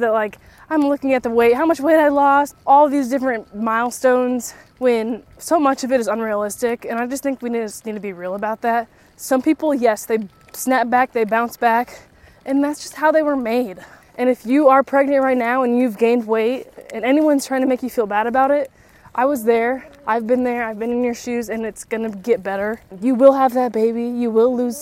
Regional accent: Illinois, United States; moved away as an adult; also born or lived in Nashville area, Tennessee; now in near Nashville, United States; where I grew up in Illinois

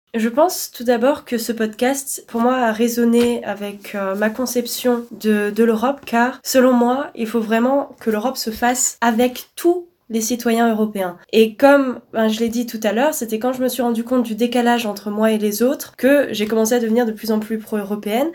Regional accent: Alsace, Grand Est, France; Moi, je viens d'Alsace

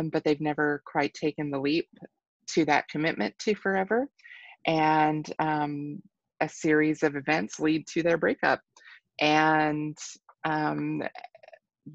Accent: Kentucky, United States; moved away as an adult; also born or lived in Southwest Colorado; now in Colorado, United States; I'm originally from Kentucky, grew up there

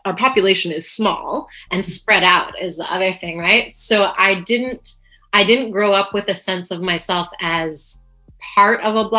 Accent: Vancouver, British Columbia, Canada; I grew up in East Vancouver

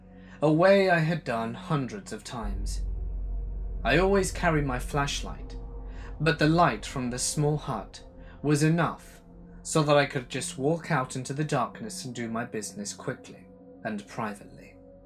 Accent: Washington, United States; I grew up in the Great Pacific Northwest, in the foothills of the Cascade Mountains, under the shadow of Mount St. Helens in Washington State.

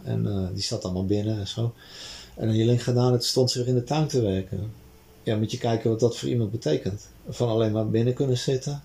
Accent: Amsterdam, North Holland, Netherlands; die buurt waar ik opgegroeid ben, zeg in Amsterdam-Noord

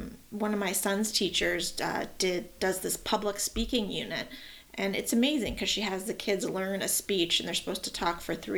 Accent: West Hartford, Connecticut, United States; now in Stamford, United States; I grew up in West Hartford

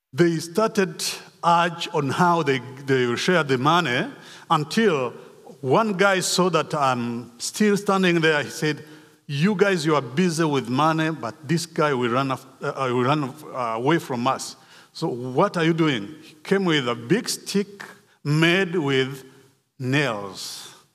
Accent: Rwanda; moved away; I was born in Rwanda in nineteen sixty-four. I grew up in Rwanda

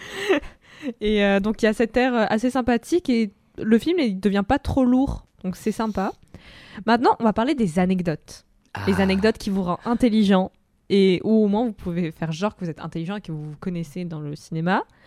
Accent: Russia; moved away; Moi, en tant que russe

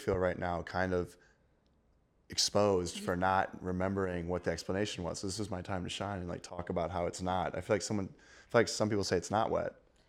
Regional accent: Missouri, United States; Might have lived there my entire life. {S3} Okay. {S2} I'm going to have to support my home state, Missouri.

